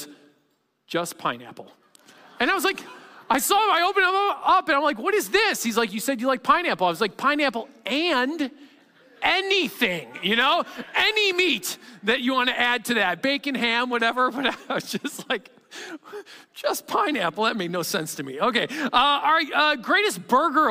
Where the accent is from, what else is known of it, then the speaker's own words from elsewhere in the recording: Chicago, Illinois, United States; I'm from Chicagoland